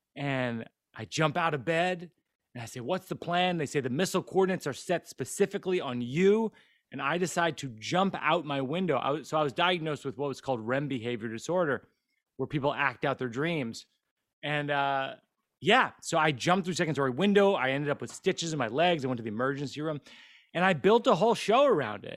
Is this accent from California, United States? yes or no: no; Central Massachusetts, United States; I grew up in Central Mass, Massachusetts